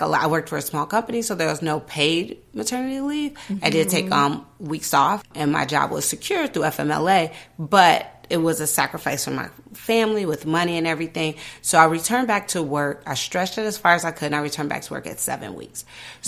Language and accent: English; Chicago, Illinois, United States; I was born and raised in Chicago. I've lived on every side, the north side, the south side. I grew up on the west side